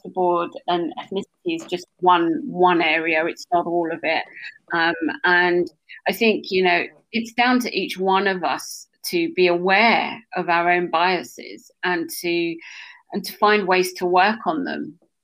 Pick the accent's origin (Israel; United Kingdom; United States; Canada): United Kingdom; Essex, East of England; I was born in Essex